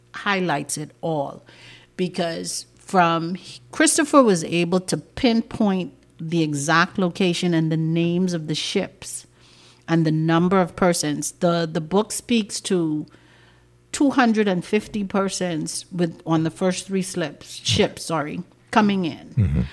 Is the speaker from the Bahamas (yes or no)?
yes; Cat Island, Bahamas; I'm from Cat Island